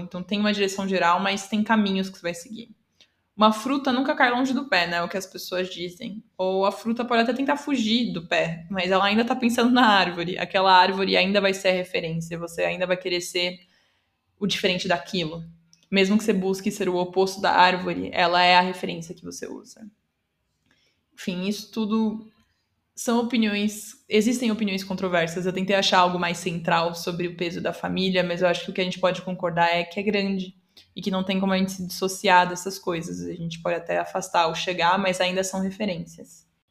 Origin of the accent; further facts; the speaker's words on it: São Paulo, Brazil; first language Portuguese; eu sou brasileira, paulistana, inclusive, que é algo importante também, que eu sou falante nativa de português